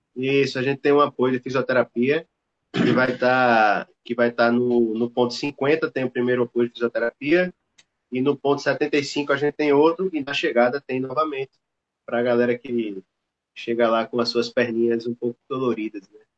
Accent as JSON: {"language": "Portuguese", "town": "Recife", "region": "Pernambuco", "country": "Brazil", "said": "a gente é de Recife"}